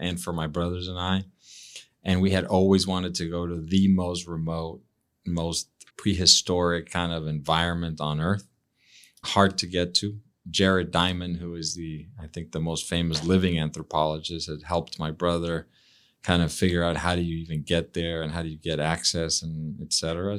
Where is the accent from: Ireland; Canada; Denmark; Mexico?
Mexico; moved away as an adult; also born or lived in Mexico City; now in United States; growing up in Mexico